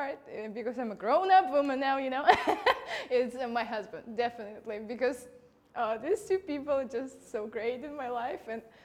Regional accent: Russia; moved away; I'm Russian.

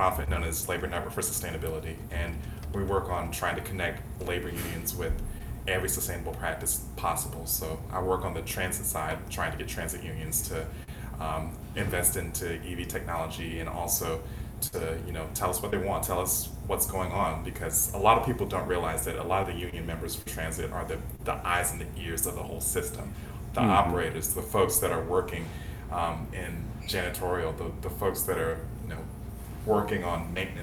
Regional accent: South Georgia, United States; moved away as an adult; now in Atlanta, United States; growing up in South Georgia, where, like, the closest city we had was Savannah

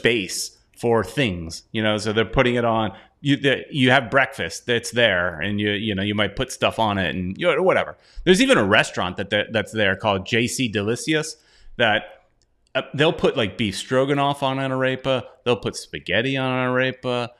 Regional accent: United States; I'm American

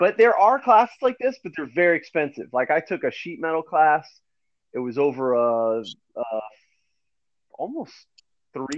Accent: New Milford, New Jersey, United States; I grew up in New Milford, New Jersey

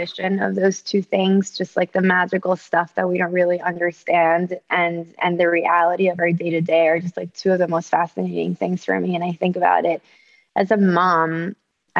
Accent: Caracas, Capital District, Venezuela; also born or lived in Ecuador; So I'm from Venezuela, from Caracas, from like a really big city, you know, the size of New York City

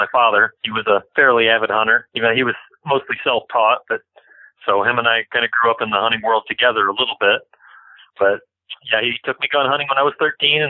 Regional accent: Bowling Green, Ohio, United States; also born or lived in Norwalk, Ohio; I was born and raised just outside of Bowling Green, Ohio

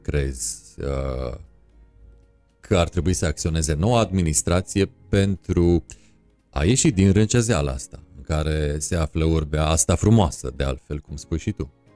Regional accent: Transylvania, Romania; eu sunt ardelean

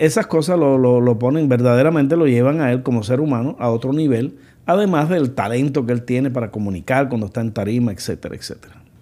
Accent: Cuba; en mi país, también en Cuba

